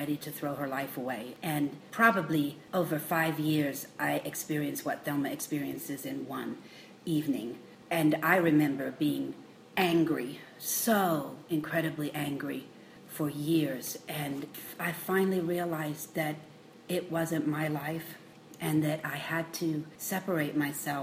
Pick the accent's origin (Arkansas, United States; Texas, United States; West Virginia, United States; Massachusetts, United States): Texas, United States; also born or lived in England / Pasadena, California; now in Colorado, United States; I was born in England, but I grew up in Texas, so I'm a bit mixed up